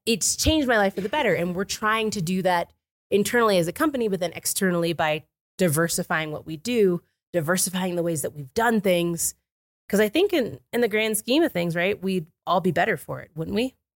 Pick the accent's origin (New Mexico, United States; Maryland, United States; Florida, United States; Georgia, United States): Florida, United States; moved away as an adult; now in Summit County, United States; I grew up in Florida